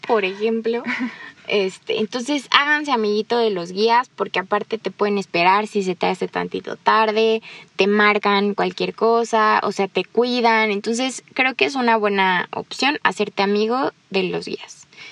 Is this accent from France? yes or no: no; Mexico; yo soy de México